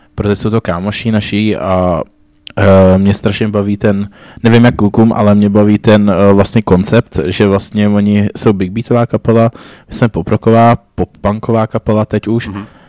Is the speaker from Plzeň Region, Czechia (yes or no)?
yes; Plzeň, Plzeň Region, Czechia; My jsme z Plzně